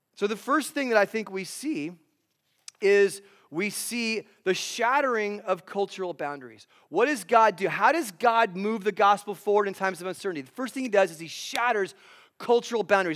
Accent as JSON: {"language": "English", "town": "Los Angeles", "region": "California", "country": "United States", "moved": "yes", "lives_now": "Phoenix, United States", "said": "I live in Ph, the Phoenix area in Arizona, although I'm originally from Los Angeles."}